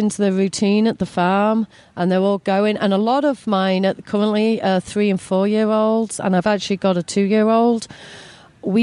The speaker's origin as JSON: {"language": "English", "region": "England", "country": "United Kingdom", "tie": "born or raised there", "moved": "as an adult", "lives_now": "United States", "said": "when I left school back in England a long time ago"}